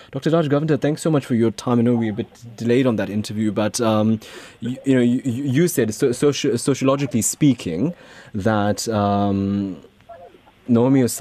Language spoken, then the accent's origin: English; Phoenix, KwaZulu-Natal, South Africa; and when I say I'm from Phoenix, more especially, um, with our Indian origin people who live outside of Phoenix, they assume that I'm supposed to talk in a certain way